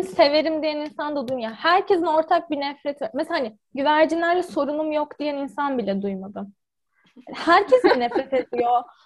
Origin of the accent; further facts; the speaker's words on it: Ankara, Turkey; Ankara'da doğup büyüdüm